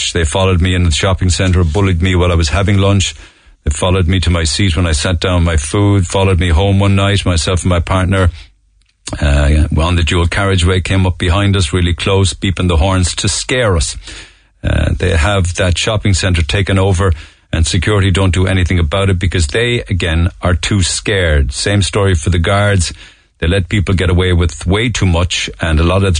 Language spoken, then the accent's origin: English; Ireland; as Irish people